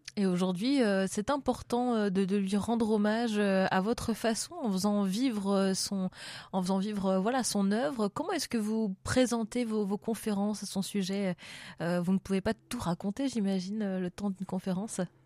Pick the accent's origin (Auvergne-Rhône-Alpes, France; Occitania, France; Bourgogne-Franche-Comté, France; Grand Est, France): Auvergne-Rhône-Alpes, France; Lyon